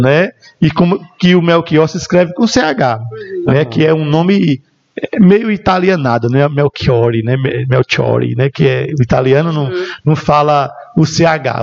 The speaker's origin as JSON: {"language": "Portuguese", "town": "Esperança", "region": "Paraíba", "country": "Brazil", "tie": "born or raised there", "also_born_or_lived": "Remígio, Brazil / Bahia, Brazil", "said": "Eu, eu nasci aqui em Esperança, na maternidade São Francisco de Assis, e sempre morei mesmo na divisa. Então, eu sou uma banda Esperança e uma banda Remígio"}